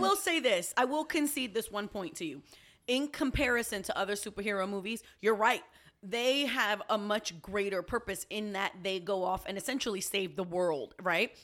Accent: New York City, New York, United States; also born or lived in Puerto Rico; I'm a New Yorker. I'm a Puerto Rican

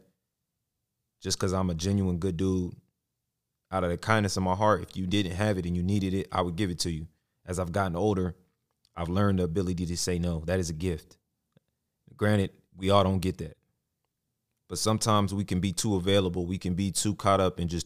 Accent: Arlington, Texas, United States; Graduated high school, Arlington, Sam Houston

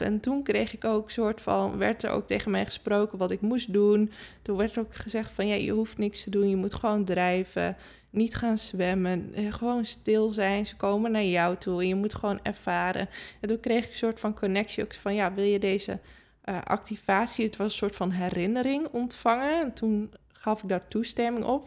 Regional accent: Friesland, Netherlands; ik kom zelf natuurlijk uit Friesland. We hebben altijd paarden gehad

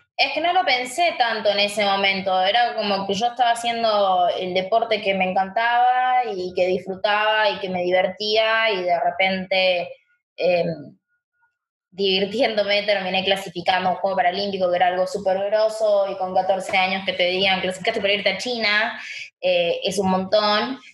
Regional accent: Chaco, Argentina; now in Buenos Aires, Argentina; mis viejos me trajeron acá a Buenos Aires, yo soy de Chaco

